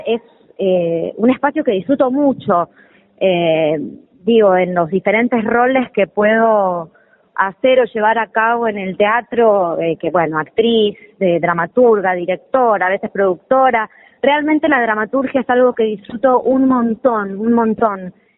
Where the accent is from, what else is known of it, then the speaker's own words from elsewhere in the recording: Sarandí, Buenos Aires Province, Argentina; yo soy de yo soy de Avellaneda de mm. Sarandí nací ahí